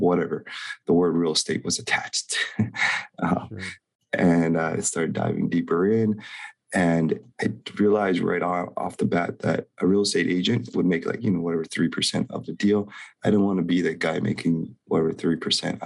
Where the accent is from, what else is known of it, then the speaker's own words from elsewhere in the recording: Hilo, Hawaii, United States; So I'm born and raised in Hawaii, born very low means, water catchment generator in the boonies in Hilo.